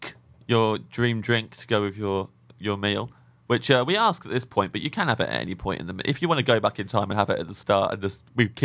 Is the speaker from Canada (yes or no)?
no; England, United Kingdom; growing up in England